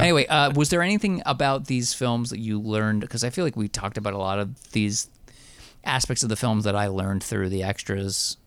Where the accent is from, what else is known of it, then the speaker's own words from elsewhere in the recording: New Jersey, United States; also born or lived in Astoria, Queens, New York; now in New York, United States; I'm from Jersey originally. I live in, I live in Astoria, Queens now.